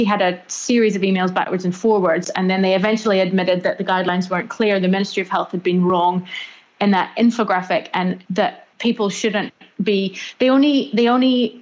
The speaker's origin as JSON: {"language": "English", "region": "Northern Ireland", "country": "United Kingdom", "tie": "born or raised there", "moved": "yes", "lives_now": "New Zealand", "said": "I grew up in Northern Ireland"}